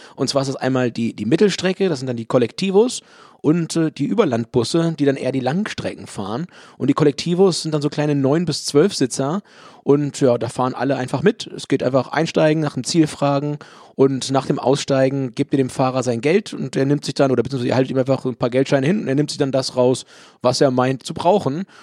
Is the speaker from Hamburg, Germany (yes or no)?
yes; Hamburg, Germany; aus meiner Heimatstadt Hamburg.